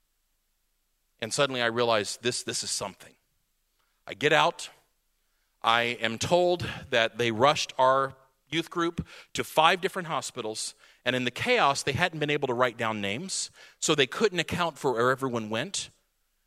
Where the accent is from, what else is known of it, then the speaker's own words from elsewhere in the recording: Radcliff, Kentucky, United States; We were a military church. About 75% of our families were military because we were Fort Knox, Kentucky, Radcliffe, Kentucky